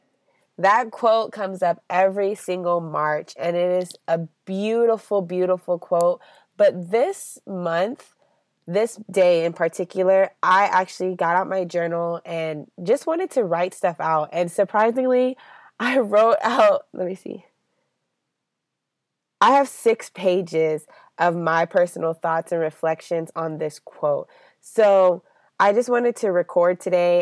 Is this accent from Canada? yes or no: no; Cameroon; now in United States; I am a U.S. citizen, but also my home country of Cameroon